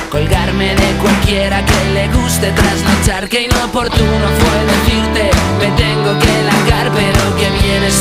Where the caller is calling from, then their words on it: Alicante, Valencian Community, Spain; de Alicante y a mí eh, lo mejor del día, eh, lo que me encanta es eh, levantarme, ponerme en la terraza con mi café con leche